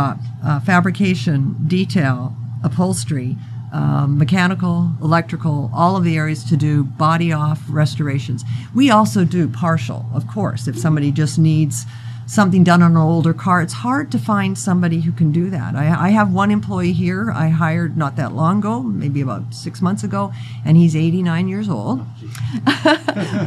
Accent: Canada; moved away as an adult; now in Las Vegas, United States; I'm from Canada.

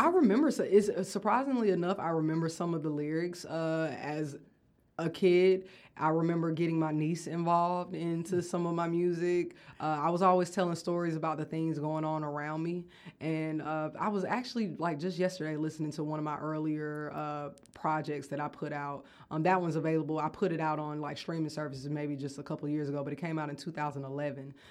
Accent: Athens, United States; also born or lived in Atlanta; I grew up here in Athens

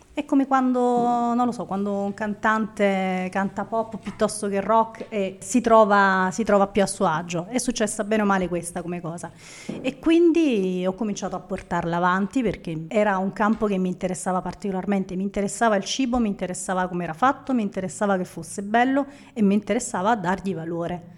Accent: Naples, Campania, Italy; sono napoletana

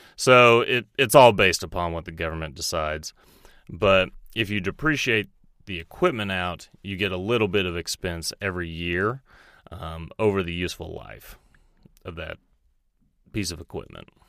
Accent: Texas, United States; moved away as an adult; also born or lived in Dallas, Texas; now in Roseville, United States; I'm actually from Texas originally.

